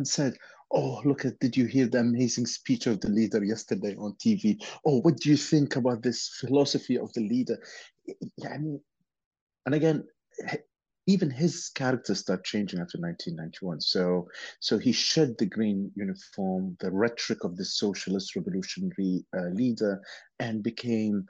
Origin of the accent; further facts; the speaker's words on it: Iraq; my childhood in Iraq, or my growing up in Iraq